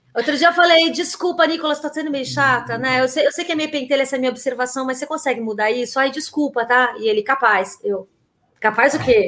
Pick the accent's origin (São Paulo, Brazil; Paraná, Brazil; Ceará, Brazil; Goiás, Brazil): São Paulo, Brazil; also born or lived in Olinda, Brazil; eu que sou de São Paulo, eu sou nascida em Olinda, mas a minha família toda é paulistana